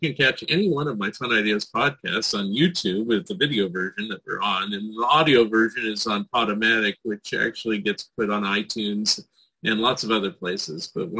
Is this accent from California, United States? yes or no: yes; San Francisco Bay Area, California, United States; now in Oregon, United States; I'm in Oregon now, but I grew up in the San Francisco Bay Area, but also Southern California a little bit.